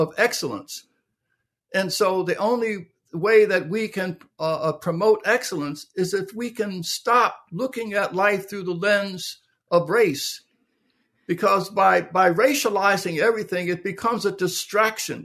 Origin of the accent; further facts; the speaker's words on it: Philadelphia, Pennsylvania, United States; I was born in Philadelphia, Pennsylvania, in the middle of the Depression. Um, low-income, blue-collar neighborhood